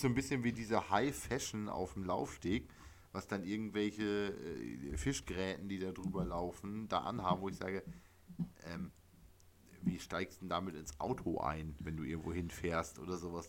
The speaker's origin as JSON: {"language": "German", "area": "East Frisia", "region": "Lower Saxony", "country": "Germany", "tie": "born or raised there", "said": "südlich von Oldenburg ist für mich eh alles Bayern als gebürtiger Ostfriese"}